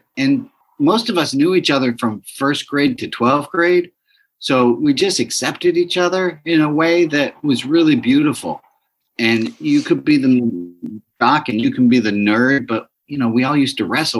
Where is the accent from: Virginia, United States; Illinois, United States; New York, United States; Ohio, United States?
New York, United States; New York City; moved away; Grew up in New York City, exceedingly rational. Excelled in schooling.